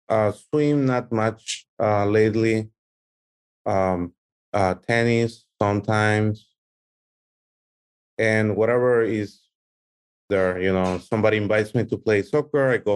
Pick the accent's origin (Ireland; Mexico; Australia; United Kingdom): Mexico; now in California, United States; I'm from Mexico.